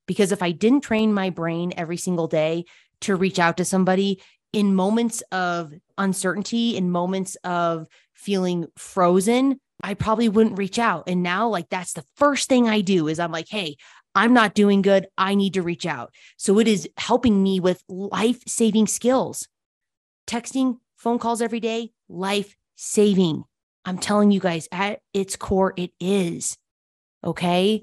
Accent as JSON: {"language": "English", "town": "Telluride", "region": "Colorado", "country": "United States", "tie": "born or raised there", "also_born_or_lived": "Denver, Colorado", "moved": "yes", "lives_now": "Salida, United States", "said": "My dad had three girls growing up in Telluride, Colorado"}